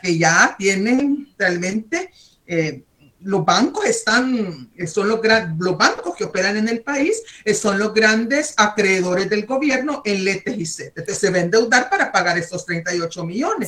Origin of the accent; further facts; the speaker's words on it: El Salvador; soy salvadoreña